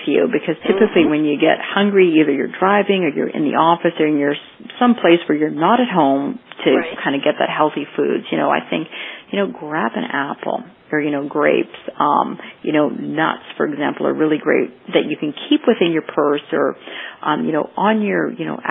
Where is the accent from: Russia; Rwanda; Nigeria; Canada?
Canada; moved away as an adult; now in Florida, United States; growing up in Canada where we tend not to have as much sun, and then I moved down to Florida